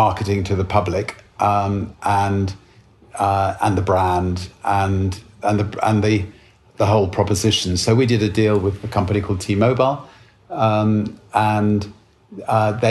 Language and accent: English; United Kingdom; Being British